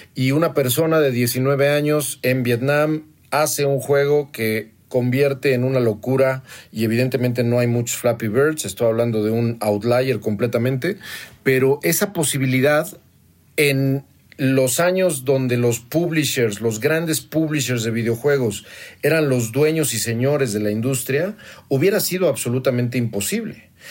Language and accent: Spanish; Toluca, State of Mexico, Mexico; la colonia Sánchez, que es donde vengo en la ciudad de Toluca, Estado de México, donde estudié la preparatoria